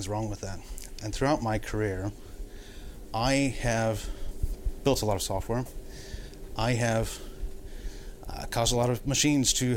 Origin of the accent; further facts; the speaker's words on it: United States; I am American, not Canadian.